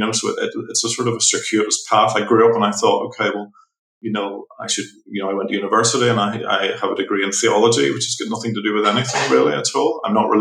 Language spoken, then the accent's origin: English; Belfast, Northern Ireland, United Kingdom; I'm from Northern Ireland. I'm from Belfast.